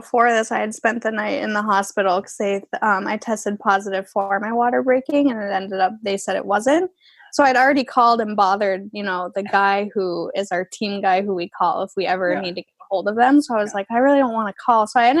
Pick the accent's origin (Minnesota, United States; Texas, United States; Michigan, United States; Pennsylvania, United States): Minnesota, United States; moved away; we own a house and I'm from Minnesota. So we live there.